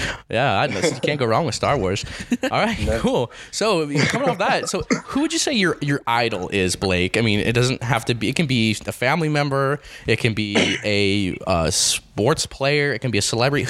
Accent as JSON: {"language": "English", "town": "Grantsville", "region": "Utah", "country": "United States", "said": "I'm from Grantsville, and I still connected with a lot of my friends from Grantsville"}